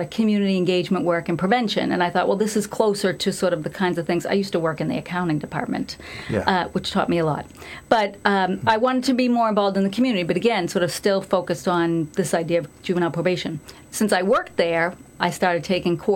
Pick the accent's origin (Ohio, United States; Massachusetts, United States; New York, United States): Massachusetts, United States; Dracut; I grew up in Dragut